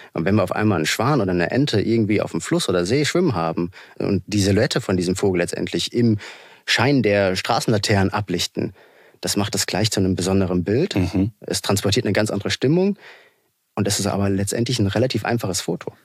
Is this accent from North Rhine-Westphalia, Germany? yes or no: no; Hesse, Germany; ich komme aus Hessen